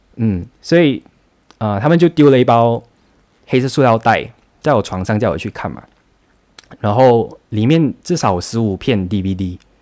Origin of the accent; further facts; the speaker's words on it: Johor Bahru, Johor, Malaysia; also born or lived in a New Village (grandparents' home, age 9-13); 那时候我不是住在新山，我九岁到十三岁的时候是跟外公外婆一起住的